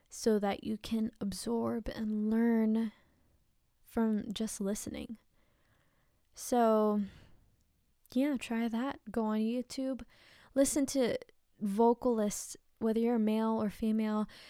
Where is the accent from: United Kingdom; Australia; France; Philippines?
Philippines; I'm Filipino